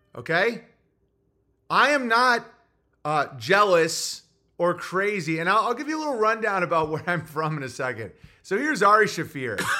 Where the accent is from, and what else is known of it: Oswego, New York, United States; born or raised there